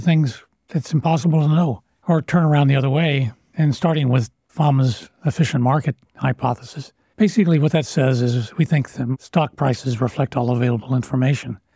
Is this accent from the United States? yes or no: yes; Lawrence, Kansas, United States; I grew up on Naismith Drive